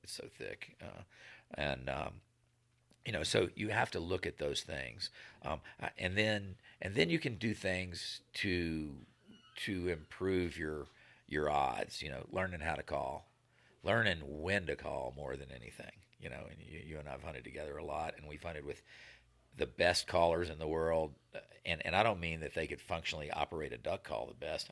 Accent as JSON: {"language": "English", "region": "Virginia", "country": "United States", "tie": "born or raised there", "also_born_or_lived": "Nevada", "moved": "as an adult", "said": "where I grew up in the East Coast"}